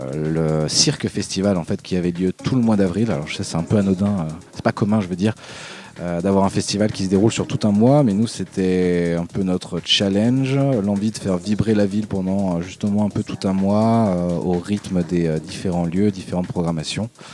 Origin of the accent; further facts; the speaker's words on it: Dijon, Bourgogne-Franche-Comté, France; moved away as an adult; now in Marseille, France; je viens de Dijon euh, de base, moi je suis né là-bas. Euh, je suis arrivé à Marseille euh